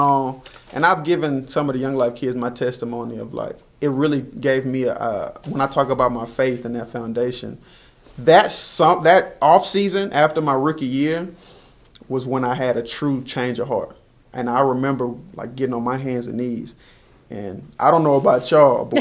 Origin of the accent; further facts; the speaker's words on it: Texas, United States; growing up in Texas